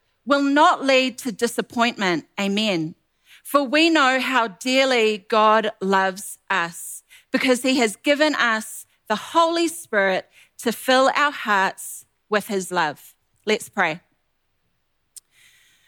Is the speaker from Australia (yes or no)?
no; New Zealand; moved away as an adult; now in Ottawa, Canada; We are originally from New Zealand.